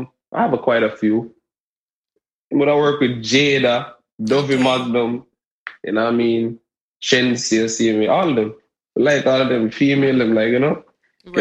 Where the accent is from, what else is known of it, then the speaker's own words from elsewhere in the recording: Jamaica; Well, I'm Jamaican.